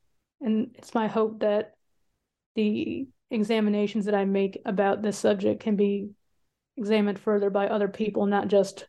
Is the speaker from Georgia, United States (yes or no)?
yes; Atlanta, Georgia, United States; I'm originally from Atlanta, Georgia, and I spent the majority of my life there.